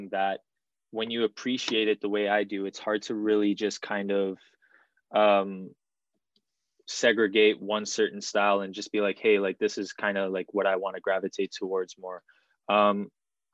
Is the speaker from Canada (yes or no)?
yes; Toronto, Ontario, Canada; I'm 25 years old and I am from Toronto, Canada.